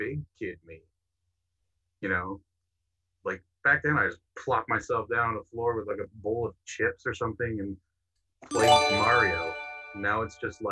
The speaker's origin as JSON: {"language": "English", "country": "Canada", "said": "I'm from Canada, where it's always cold"}